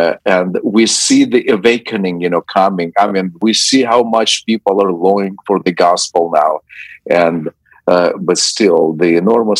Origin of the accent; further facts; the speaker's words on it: Zaporizhzhia, Zaporizhzhia Oblast, Ukraine; moved away as an adult; also born or lived in Donbas; now in United States; Ukraine is my home country. Zaporozhye is my hometown